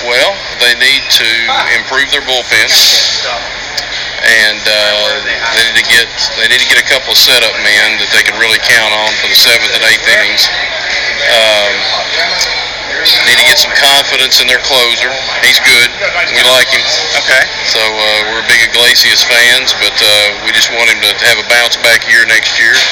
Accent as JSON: {"language": "English", "town": "Nashville", "region": "Tennessee", "country": "United States", "said": "And he's a Nashville boy, and so uh-huh. and I'm from Nashville. Okay. Came up for the game"}